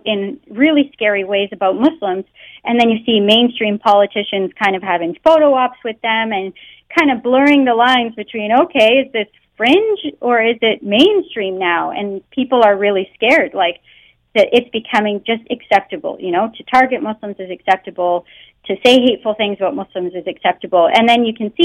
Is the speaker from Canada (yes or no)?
yes; Canada; first language English; I was born in Canada and I grew up speaking English, so I don't have an accent